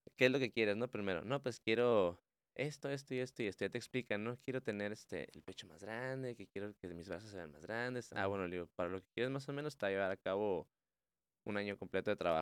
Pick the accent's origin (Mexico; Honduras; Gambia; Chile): Mexico; nuestra dieta como mexicanos